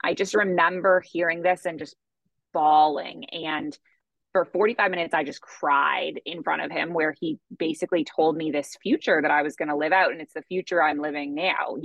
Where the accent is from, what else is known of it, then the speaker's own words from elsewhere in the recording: Toronto, Ontario, Canada; moved away as an adult; now in Bali, Indonesia; So I am originally from Canada and I grew up in Toronto, Ontario.